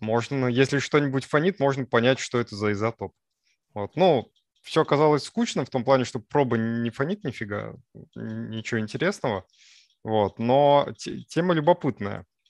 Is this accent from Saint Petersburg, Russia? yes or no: no; Sarov, Nizhny Novgorod Oblast, Russia; now in Moscow, Russia; Я ездил в свой родной город. Мой родной город – это город Саров